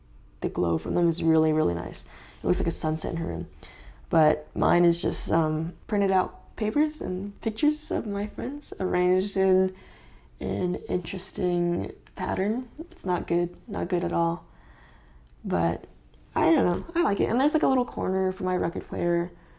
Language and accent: English; California, United States; moved away; I'm from California, so all my family's over there